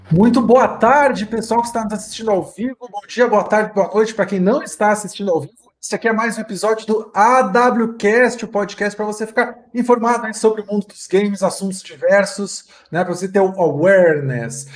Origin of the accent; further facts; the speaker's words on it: Rio Grande do Sul, Brazil; eu sou gaúcho